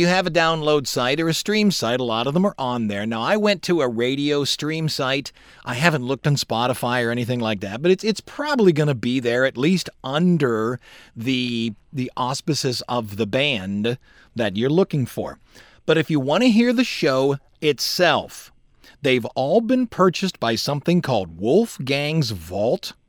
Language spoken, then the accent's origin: English; Cleveland, Ohio, United States; when I was growing up in Cleveland